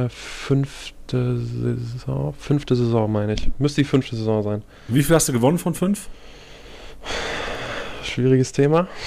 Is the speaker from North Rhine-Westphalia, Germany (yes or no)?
yes; Mönchengladbach, North Rhine-Westphalia, Germany; ich sitze in Mönchengladbach, bin gebürtig